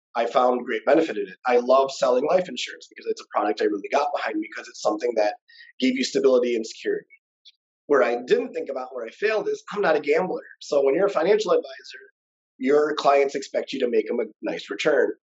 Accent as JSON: {"language": "English", "region": "Michigan", "country": "United States", "moved": "as an adult", "lives_now": "Las Vegas, United States", "said": "we're both obviously from Michigan"}